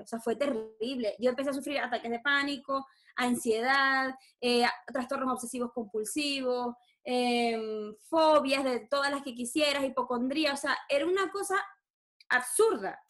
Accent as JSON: {"language": "Spanish", "town": "Maracaibo", "region": "Zulia", "country": "Venezuela", "tie": "born or raised there", "moved": "as an adult", "said": "Nací en Maracaibo, viví 26 años de mi vida en Maracaibo y llevo ya 8 fuera de Venezuela."}